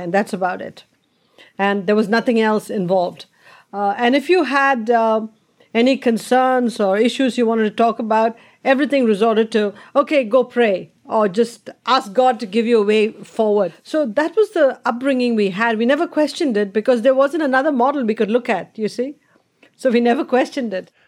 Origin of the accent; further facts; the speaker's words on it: India; moved away; growing up in India and that environment you just talked about was the normal environment